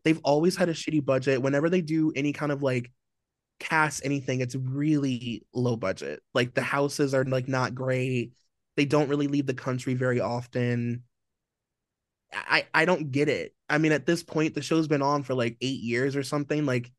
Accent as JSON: {"language": "English", "country": "Nigeria", "said": "we're both Nigerian, like, we have so much in common, our families literally know each other"}